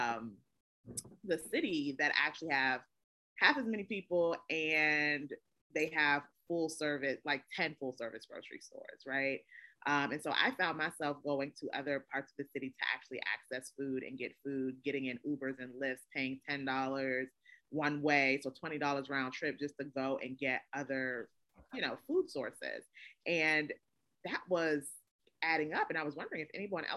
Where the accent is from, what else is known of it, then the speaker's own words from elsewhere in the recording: Washington, District of Columbia, United States; I grew up here in Ward 7